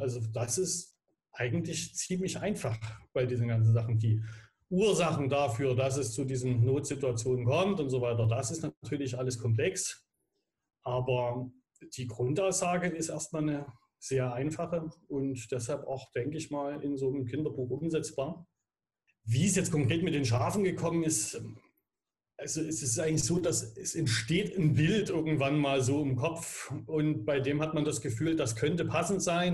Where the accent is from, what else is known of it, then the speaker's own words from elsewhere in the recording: Dresden, Saxony, Germany; wir Grad als Dresdner